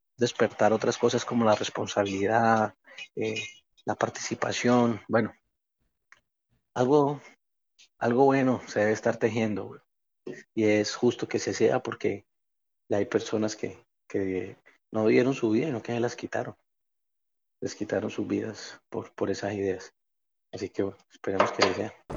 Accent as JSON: {"language": "Spanish", "country": "Colombia", "said": "somos colombianos todos"}